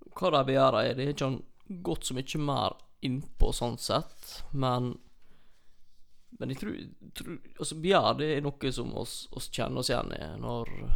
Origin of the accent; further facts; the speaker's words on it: near Olsvika, Troms, Norway; når jeg vokste opp så på Y-a